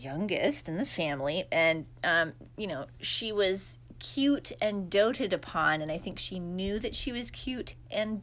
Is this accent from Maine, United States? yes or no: yes; Maine, United States; also born or lived in Lebanon; I'm from Maine